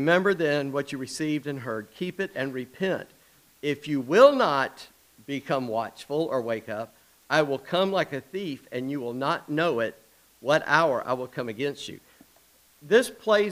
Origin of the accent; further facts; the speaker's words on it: Charleston, South Carolina, United States; I grew up in Charleston.